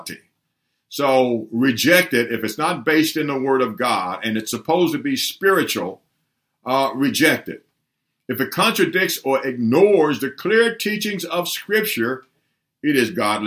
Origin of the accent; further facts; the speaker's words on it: Humboldt, Tennessee, United States; when I was a boy growing up in Tennessee, a small town of Humboldt, Tennessee